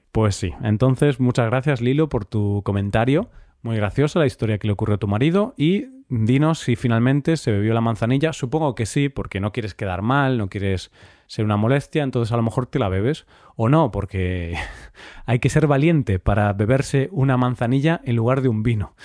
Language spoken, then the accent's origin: Spanish; Spain